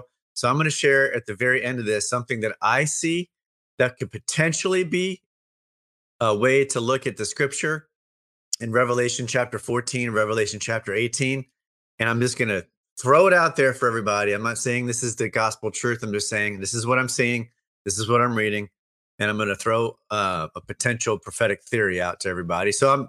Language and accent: English; Louisiana, United States; I'm from Louisiana.